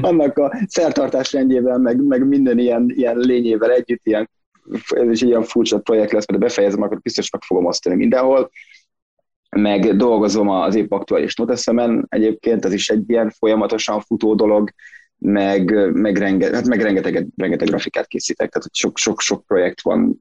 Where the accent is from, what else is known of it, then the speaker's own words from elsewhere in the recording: Szentendre, Pest, Hungary; én Szentendrei vagyok, tehát Szentendrei élek